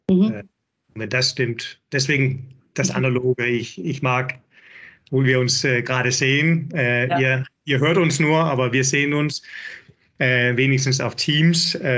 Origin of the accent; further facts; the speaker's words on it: Denmark; German is a second language; now in Hamburg, Germany; bin Däne, hört man sicherlich. Einige Wörter